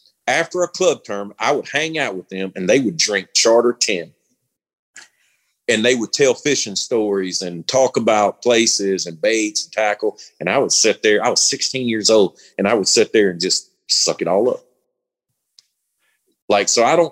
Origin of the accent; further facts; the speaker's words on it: Star City, Arkansas, United States; moved away as an adult; now in Gonzales, Louisiana, United States; I grew up in Southeast Arkansas